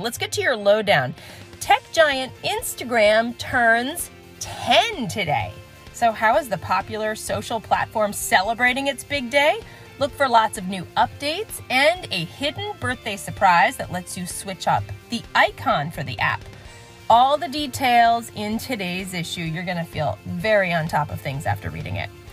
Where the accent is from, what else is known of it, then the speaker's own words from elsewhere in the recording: New York, United States; I'm a New Yorker